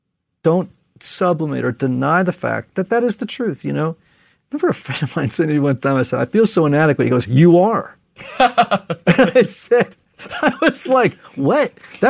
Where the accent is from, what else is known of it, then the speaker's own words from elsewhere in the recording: Connecticut, United States; And I'm from Connecticut, so this is going to sound terrible.